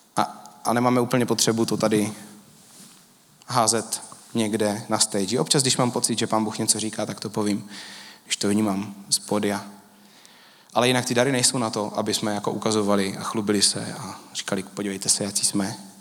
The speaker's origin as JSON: {"language": "Czech", "country": "Czechia", "said": "My Češi"}